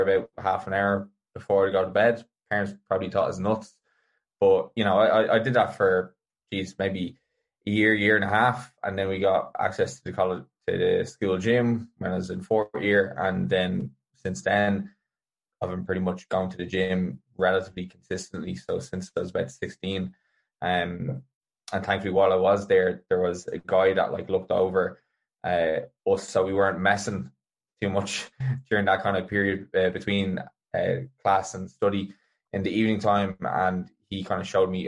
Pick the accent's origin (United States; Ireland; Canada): Ireland; County Meath; the community I grew up in Mead had a big badminton club